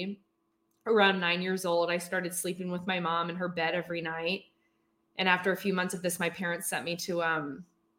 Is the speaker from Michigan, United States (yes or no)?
no; Philadelphia suburbs, Pennsylvania, United States; I grew up in the Philadelphia suburbs